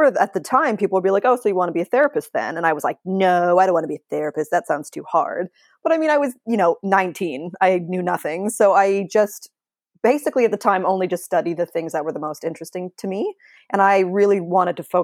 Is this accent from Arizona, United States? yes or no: no; San Francisco Bay Area, California, United States; I'm from the Bay Area